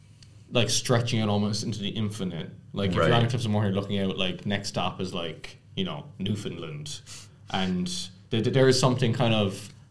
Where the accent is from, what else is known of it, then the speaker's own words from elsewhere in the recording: Ireland; I am from Ireland, so this is my big moment.